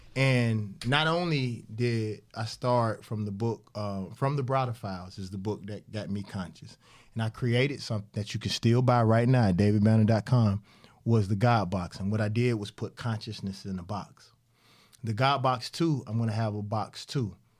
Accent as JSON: {"language": "English", "region": "Mississippi", "country": "United States", "also_born_or_lived": "Atlanta", "said": "I'm from Mississippi"}